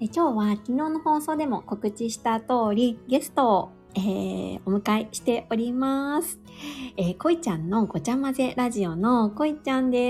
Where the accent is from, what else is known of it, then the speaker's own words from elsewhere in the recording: Niigata, Japan; 私は、あの、出身新潟なんですけど